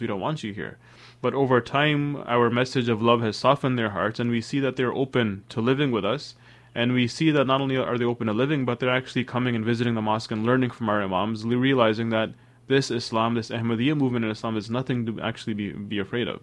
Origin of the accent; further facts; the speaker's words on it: Toronto, Ontario, Canada; moved away; also born or lived in Sierra Leone / Washington, D.C.; I was raised in Toronto, Canada. I was a year old when we moved to, from Sierra Leone to Toronto, Canada